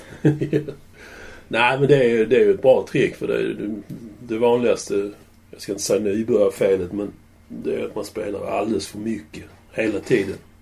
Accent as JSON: {"language": "Swedish", "town": "Malmö", "region": "Skåne", "country": "Sweden", "tie": "born or raised there", "said": "jag var ju uppvuxen i Limhamn"}